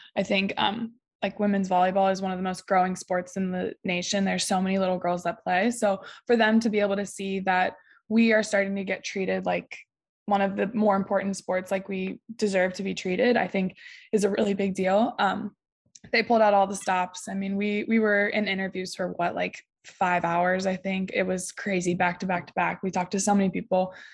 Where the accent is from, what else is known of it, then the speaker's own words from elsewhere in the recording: Ohio, United States; I'm from Ohio, so being from Ohio and playing for Ohio State